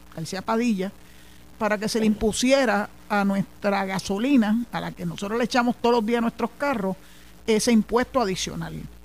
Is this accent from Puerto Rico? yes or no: yes; Puerto Rico; somos los boricuas